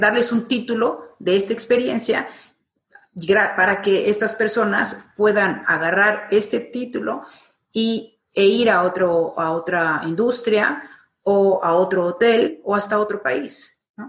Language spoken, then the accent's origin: Spanish; Mexico; now in Madrid, Spain; estoy en Madrid, soy mexicana, eh, pero y he estado trabajando y viviendo por varias partes del mundo, pero ahora desde hace 15 años me encuentro en Madrid